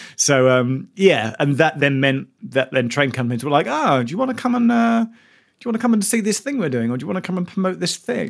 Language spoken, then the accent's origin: English; London, United Kingdom; also born or lived in United States; I grew up in South Suburban London